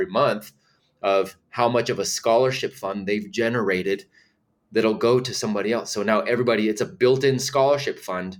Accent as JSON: {"language": "English", "region": "California", "country": "United States", "moved": "as an adult", "lives_now": "North Carolina, United States", "said": "for the last 2 years we've been here in North Carolina. We're originally from California"}